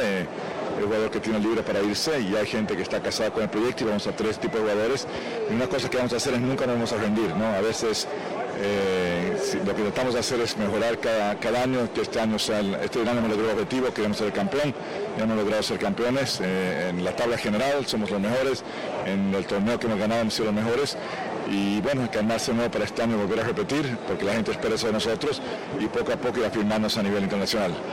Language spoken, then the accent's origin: Spanish; Bolivia